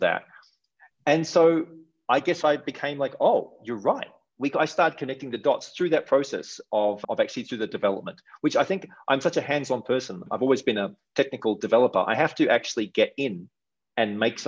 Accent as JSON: {"language": "English", "country": "Australia", "also_born_or_lived": "Asia / Europe / Canada", "moved": "as an adult", "lives_now": "Mexico", "said": "maybe you can tell I have a bit of an accent. I'm from Australia."}